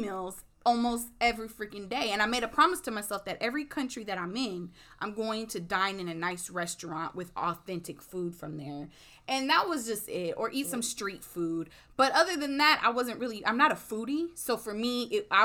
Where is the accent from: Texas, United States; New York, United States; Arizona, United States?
Texas, United States; Houston; I'm from Sharpstown, Third Ward area